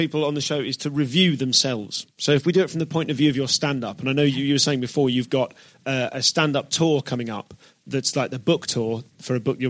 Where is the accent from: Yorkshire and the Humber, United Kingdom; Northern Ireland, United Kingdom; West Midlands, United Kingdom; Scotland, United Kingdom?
West Midlands, United Kingdom; Leamington Spa; I am from Leamington Spa.